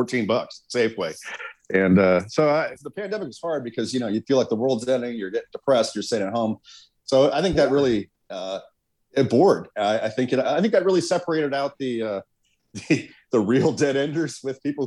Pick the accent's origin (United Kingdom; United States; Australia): United States; Arizona; I come from a long line of Arizonans